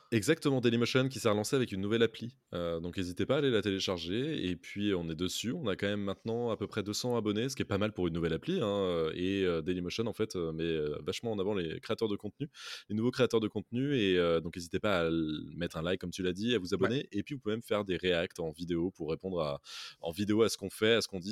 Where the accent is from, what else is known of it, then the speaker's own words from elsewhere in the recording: France; en tant que français